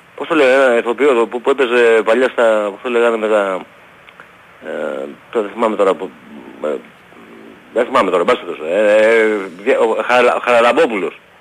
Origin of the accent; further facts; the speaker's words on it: Aigio, Western Greece, Greece; Είμαι από Αίγιο